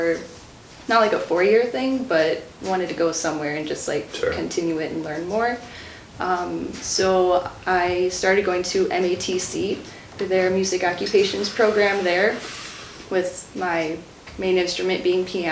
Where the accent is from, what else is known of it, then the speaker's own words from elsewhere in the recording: Sussex, Wisconsin, United States; I'm from Sussex, so I went to Music Dynamics of Sussex